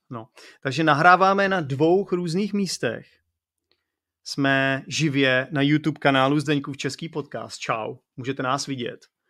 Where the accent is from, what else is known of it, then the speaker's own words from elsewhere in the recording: Czechia; protože jsem Čech